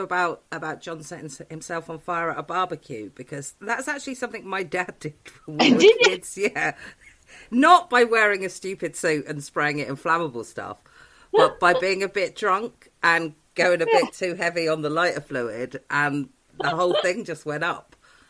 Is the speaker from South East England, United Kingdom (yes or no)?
yes; Newport Pagnell, South East England, United Kingdom; Newport Pagnell.